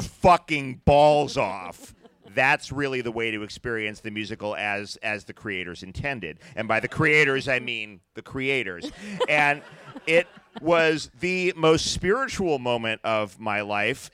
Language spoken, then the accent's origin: English; New York City, New York, United States; I grew up in the New York City of Ed Koch